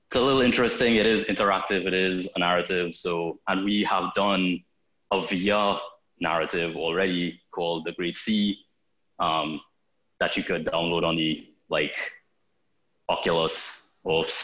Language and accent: English; Trinidad & Tobago; now in Toronto, Canada; I'm from Trinidad in the Caribbean